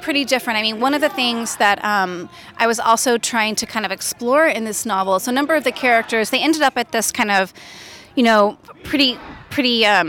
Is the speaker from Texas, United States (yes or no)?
yes; Abilene, Texas, United States; moved away as an adult; now in Austin, United States; Well, actually, I grew up in West Texas in a place called Abilene. So not the fancy West Texas where, like, New Yorkers buy property up by Marfa, but just kind of the flat, kind of, it used to be kind of oil country, West Texas is where I grew up.